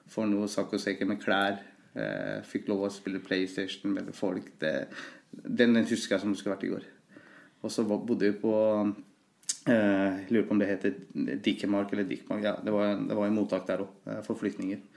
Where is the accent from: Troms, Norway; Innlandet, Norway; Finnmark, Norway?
Innlandet, Norway; Løten; Men jeg har jo alltid, for meg så har Løten vært egentlig hjembyen min.